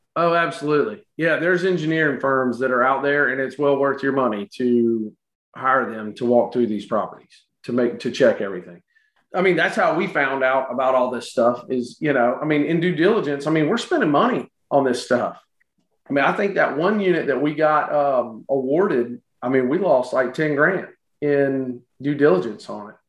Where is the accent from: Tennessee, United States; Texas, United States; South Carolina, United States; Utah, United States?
South Carolina, United States; Florence; now in Charleston, United States; Originally from uh, Florence, South Carolina. Now living here in Charleston